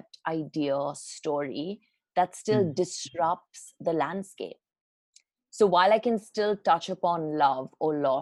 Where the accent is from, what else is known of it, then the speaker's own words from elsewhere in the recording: Mumbai, Maharashtra, India; also born or lived in England / London; I grew up in Bombay. I spent, my childhood really in Bombay